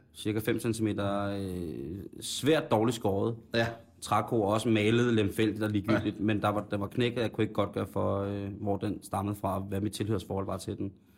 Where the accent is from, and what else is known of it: Denmark